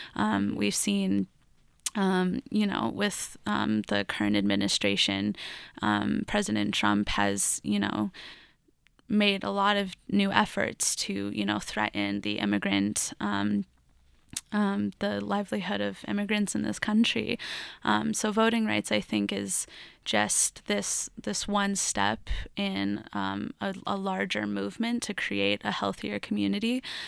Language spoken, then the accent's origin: English; Lafayette, Colorado, United States; I grew up in Lafayette, Colorado